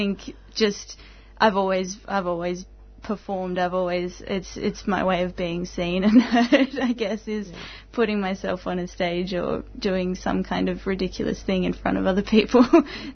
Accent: Tasmania, Australia; now in Melbourne, Australia; I'm from Tasmania as well

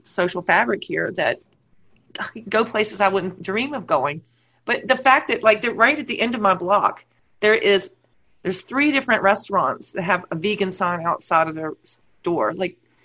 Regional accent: United States; moved away as an adult; also born or lived in New Jersey; now in Canterbury, United Kingdom; as an American, having moved from America to the UK

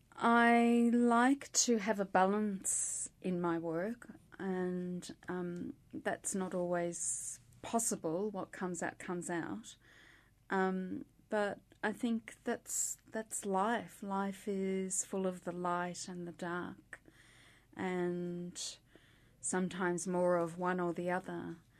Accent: Melbourne, Victoria, Australia; also born or lived in St Kilda / Ormond; My mother was born in Earl Street, Windsor, and I was born in Earl Street, Windsor

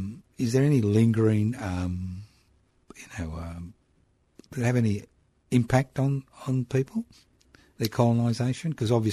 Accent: Brisbane, Queensland, Australia; first language Italian; English is a second language; moved away as an adult; now in Melbourne, Australia; I was born in Brisbane.

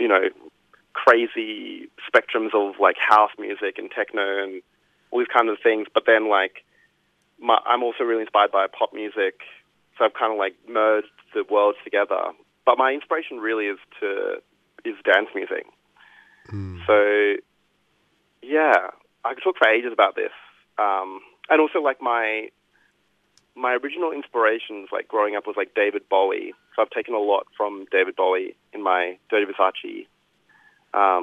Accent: Brisbane, Queensland, Australia; moved away; I grew up in Brisbane

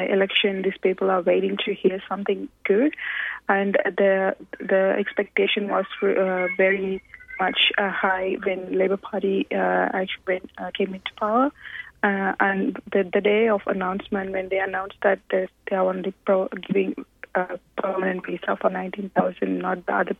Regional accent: India; moved away as an adult; now in Australia; I'm born in a refugee camp in India. I, with my brother, we lived there around 20 years and moved to Australia.

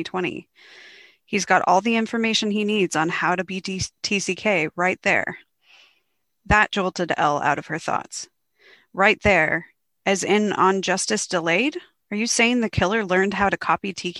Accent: United States; now in Australia; I am considered an Australian author as well as an American author since I've lived here for 7 years now and I'm a dual citizen

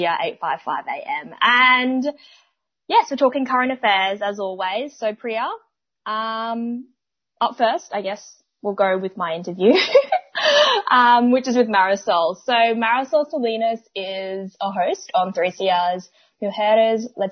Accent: Brisbane, Queensland, Australia; growing up in Minjin, Brisbane

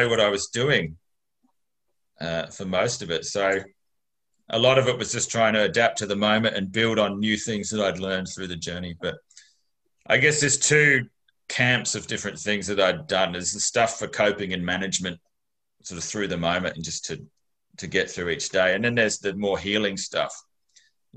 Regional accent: Mount Gambier, South Australia, Australia; I grew up in Mount Gambier. So that's a reasonably conservative regional town in rural South Australia

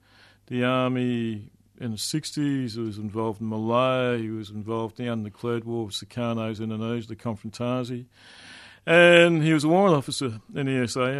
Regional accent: Melbourne, Victoria, Australia; moved away as an adult; also born or lived in New South Wales; I grew up in Melbourne, Brunswick, a long time before the yuppies moved

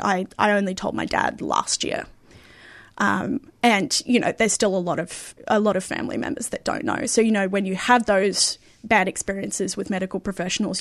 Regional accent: Perth, Western Australia, Australia; I grew up in Perth

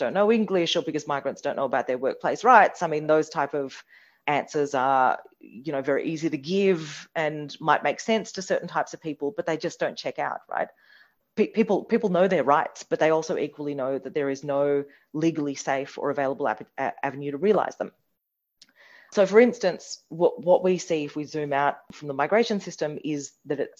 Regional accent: India; now in Australia; I was born in India.

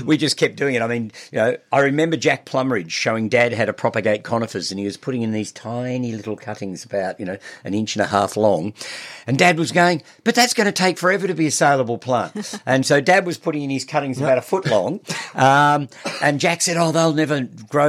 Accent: Mount Macedon, Victoria, Australia; also born or lived in Melbourne; I was born in Melbourne, but my family moved to Mount Macedon just before I started primary school. So I've lived there most of my life now.

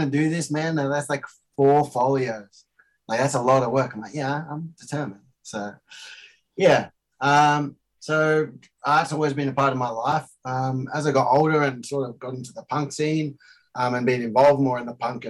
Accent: Australia; I'm Australian born, and my father is from South Africa.

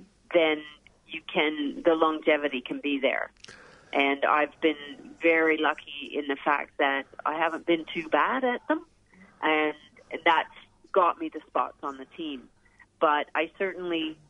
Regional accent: Canada; moved away as an adult; now in Australia; I grew up in Canada, and as a kid, I was a swimmer

